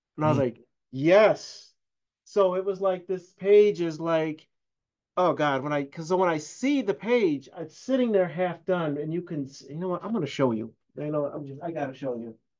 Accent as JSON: {"language": "English", "town": "Syracuse", "region": "New York", "country": "United States", "tie": "born or raised there", "said": "I'm born and raised in Syracuse"}